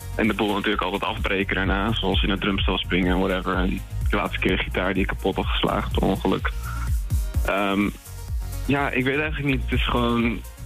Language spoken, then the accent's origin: Dutch; Lelystad, Flevoland, Netherlands; moved away; also born or lived in Leeuwarden; we komen niet allemaal origineel uit Leeuwarden. Ik kom eigenlijk uit Lelystad